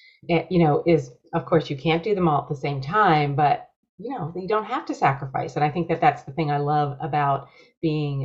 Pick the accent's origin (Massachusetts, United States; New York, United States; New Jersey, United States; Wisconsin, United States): New York, United States; Rochester; moved away as an adult; also born or lived in San Diego; I grew up on the East Coast in Rochester, greatest snowfall through the years